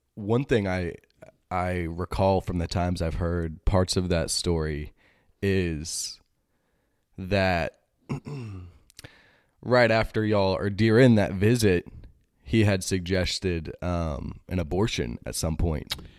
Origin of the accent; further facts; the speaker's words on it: Greenville, Texas, United States; moved away; also born or lived in Michigan; In Greenville, Texas